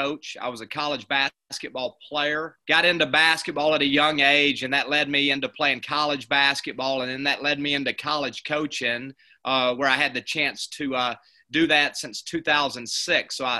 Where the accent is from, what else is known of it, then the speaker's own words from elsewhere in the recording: Hamilton, Alabama, United States; moved away as an adult; now in Ozark, United States; I'm actually from Hamilton, Alabama, which is right on the Alabama-Mississippi line. After my senior year at Hamilton High School